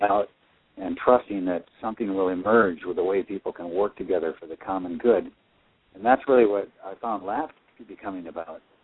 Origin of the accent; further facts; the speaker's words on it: Midwest, United States; I grew up in the Midwest